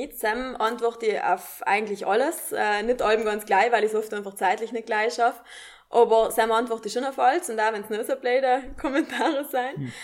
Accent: South Tyrol, Trentino-Alto Adige, Italy; als Südtirolerin

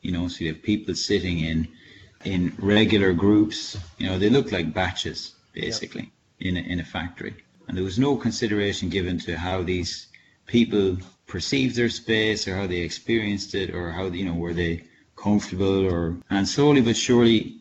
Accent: Ireland; moved away as an adult; now in France; I grew up in rural Ireland

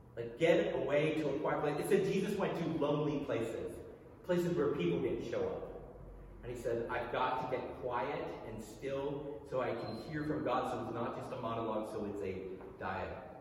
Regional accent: United States; As an American

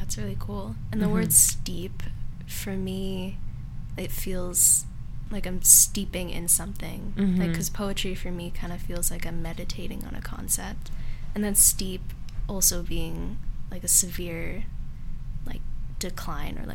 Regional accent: Seattle, Washington, United States; I actually had my first years here in South Lake Union

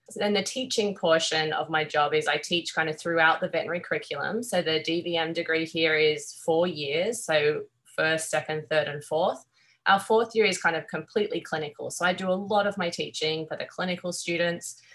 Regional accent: Australia; accent: Australian; moved away as an adult; now in Corvallis, United States; growing up in Australia

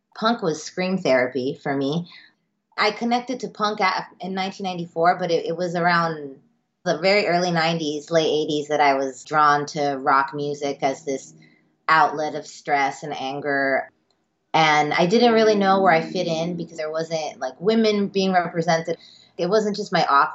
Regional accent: Miami, Florida, United States; I'm Cuban American. I'm first generation. I grew up in Miami.

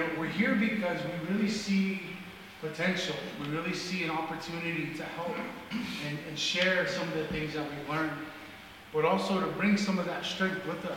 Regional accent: northern Arizona, United States; I come from the Navajo Nation. I grew up in northern Arizona

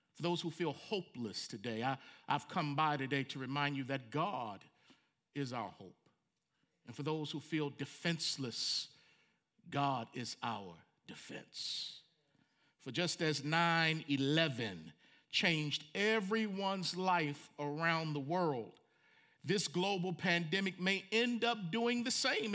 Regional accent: Franklin, Tennessee, United States; in my hometown of Franklin, Tennessee

